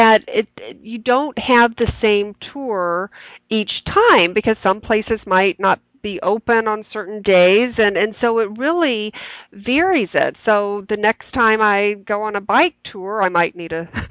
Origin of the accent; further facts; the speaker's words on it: the South, United States; moved away; I grew up in the South